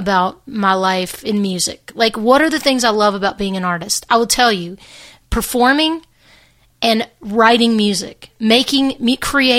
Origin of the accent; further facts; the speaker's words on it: Hernando, Mississippi, United States; also born or lived in Memphis, Tennessee; the town I grew up in, Hernando, Mississippi, is like 20 minutes south of Memphis